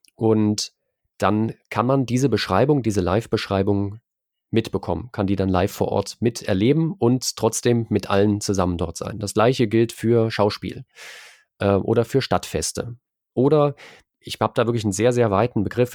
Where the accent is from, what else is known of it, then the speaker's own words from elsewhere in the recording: Erfurt, Thuringia, Germany; moved away as an adult; now in Leipzig, Germany; Ich bin eigentlich in Erfurt geboren, bin dann fürs Studium nach Leipzig gegangen.